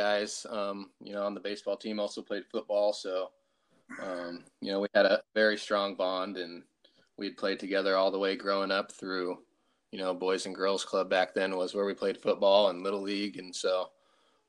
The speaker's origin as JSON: {"language": "English", "town": "Salem", "region": "Oregon", "country": "United States", "tie": "born or raised there", "said": "I was born and raised in Salem"}